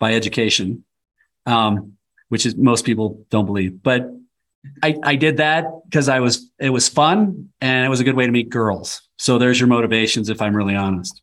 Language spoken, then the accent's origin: English; Nebraska, United States; also born or lived in Colorado; I was born and raised in Nebraska, and we live half-time in Nebraska now and half-time in the high country of Colorado